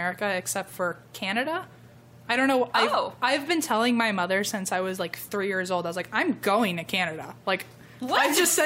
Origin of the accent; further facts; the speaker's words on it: Virginia, United States; moved away; I grew up in Virginia